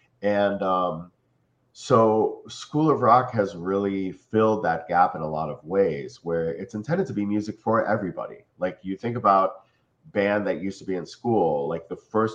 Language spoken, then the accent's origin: English; Cleveland, Ohio, United States; moved away as an adult; also born or lived in New York / Philadelphia; now in South Florida, United States; I'm from Cleveland, Ohio, so I went to college to study jazz